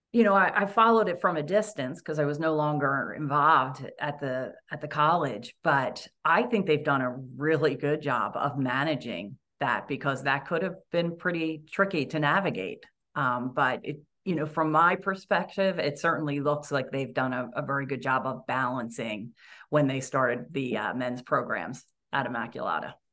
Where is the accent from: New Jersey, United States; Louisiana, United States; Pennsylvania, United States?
Pennsylvania, United States; Audubon; now in Los Angeles, United States; I grew up in Audubon, Pennsylvania